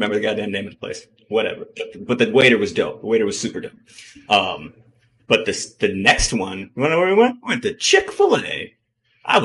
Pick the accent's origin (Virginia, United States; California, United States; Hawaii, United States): Hawaii, United States; now in Arizona, United States; I'm from Hawaii.